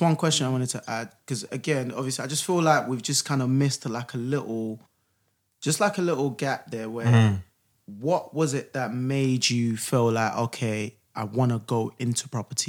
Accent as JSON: {"language": "English", "region": "London", "country": "United Kingdom", "tie": "born or raised there", "said": "I grew up in Campbell New Road, more closer to Kensington. So, no, Kennington."}